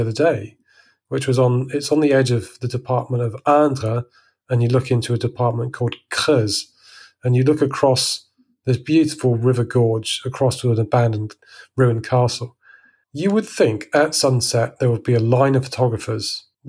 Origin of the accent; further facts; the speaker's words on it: England, United Kingdom; now in France; I'm unique in that I'm English, living in the middle of France, with a YouTube channel.